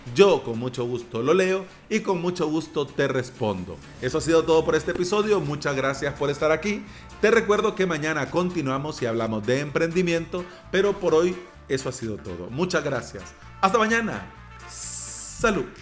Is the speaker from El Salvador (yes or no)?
yes; El Salvador; mismo país, de la tierra de las pupusas y del atol